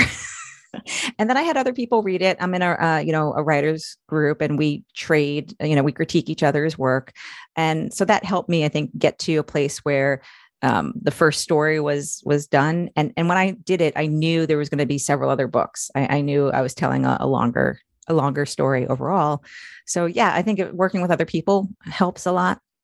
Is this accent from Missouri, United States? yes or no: no; Long Island, New York, United States; moved away as an adult; now in Maryland, United States; I'm originally from New York. I grew up, up, s, uh, grew up on Long Island